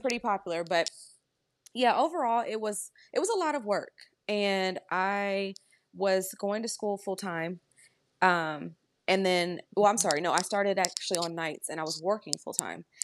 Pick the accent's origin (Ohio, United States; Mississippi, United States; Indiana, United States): Ohio, United States; Dayton; moved away as an adult; now in Columbus, United States; I was born and raised in Dayton, Ohio, I moved to Columbus